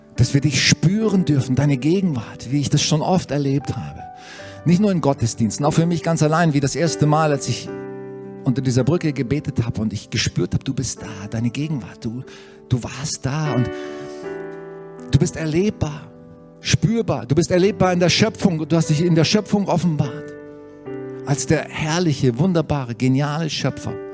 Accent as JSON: {"language": "German", "country": "Germany", "said": "wir haben so ein Vorrecht hier als Deutsche"}